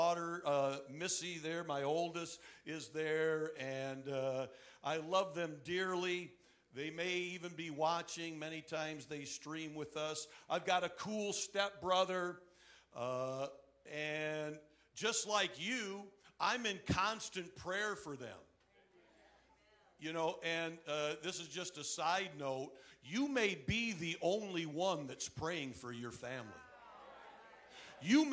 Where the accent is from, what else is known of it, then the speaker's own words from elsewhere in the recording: Flint, Michigan, United States; moved away; also born or lived in Ann Arbor, Michigan; I was born and raised in Michigan, born in Ann Arbor.